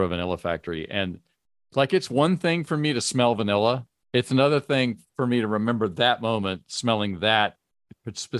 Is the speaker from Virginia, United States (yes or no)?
yes; Virginia, United States; I grew up in Virginia